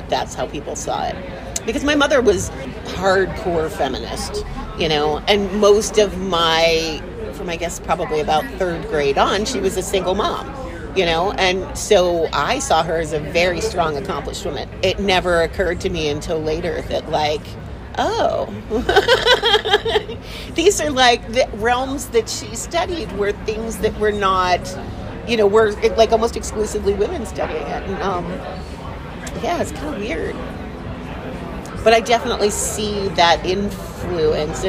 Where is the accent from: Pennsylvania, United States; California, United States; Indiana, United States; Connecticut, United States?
Pennsylvania, United States; Pittsburgh; in the North Hills, Aetna and Shaler.